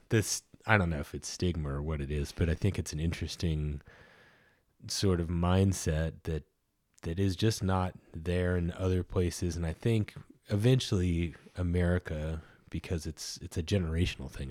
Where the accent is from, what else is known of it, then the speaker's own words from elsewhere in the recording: Ohio, United States; I grew up in Ohio